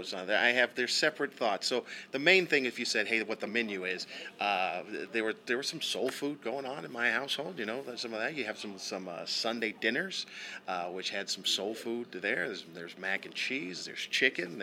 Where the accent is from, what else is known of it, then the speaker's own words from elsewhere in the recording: Southern California, United States; growing up in Southern California, there's also the Mexican food influence as well